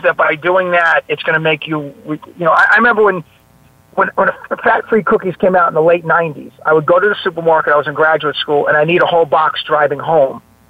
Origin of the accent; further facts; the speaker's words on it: New York City, New York, United States; accent: New York; I have a New York accent. I'm from the Bronx and Staten Island